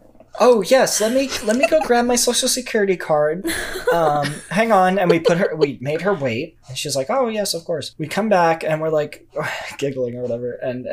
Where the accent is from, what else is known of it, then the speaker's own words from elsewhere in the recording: New York, United States; It's calls from New York, so I'm from New York.